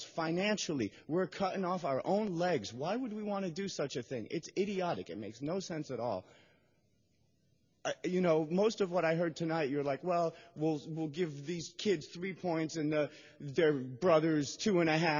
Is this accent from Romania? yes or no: no; Moscow, Russia; English is a second language; now in San Francisco, United States; I was born in Moscow, Russia